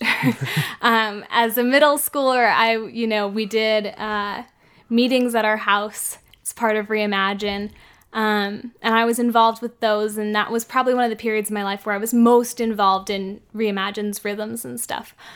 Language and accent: English; San Francisco, California, United States; I grew up in San Francisco